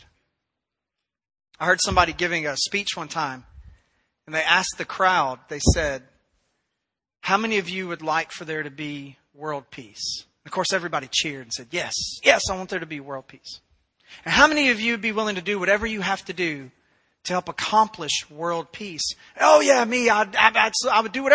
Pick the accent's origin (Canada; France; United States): United States; Memphis, Tennessee; moved away as an adult; my wife and I grew up in Memphis, Tennessee. That's where we spent a substantial portion of our lives.